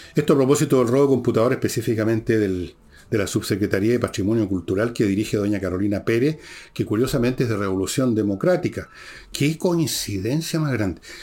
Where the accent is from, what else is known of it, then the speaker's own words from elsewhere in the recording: Chile; nos encontramos como chilenos